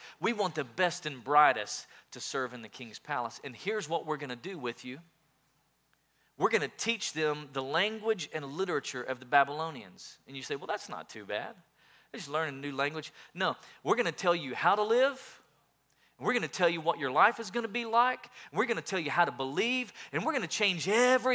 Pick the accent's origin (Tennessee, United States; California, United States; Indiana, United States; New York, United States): Tennessee, United States; East; I grew up in East Tennessee